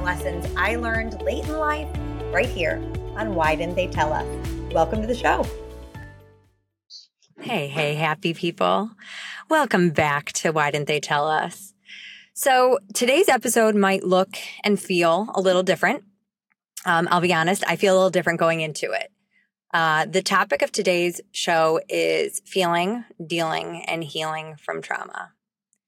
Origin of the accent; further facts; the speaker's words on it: Highland Park, Illinois, United States; my hometown of Highland Park